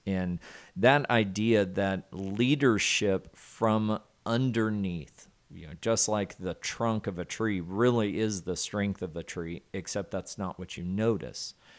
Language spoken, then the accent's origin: English; Southwest Arkansas, United States; I grew up in Southwest Arkansas. Very rural area of the, of the country there